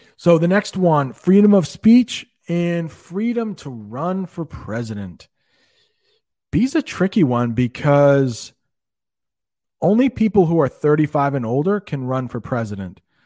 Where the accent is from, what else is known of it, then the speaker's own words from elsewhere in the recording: United States; as an American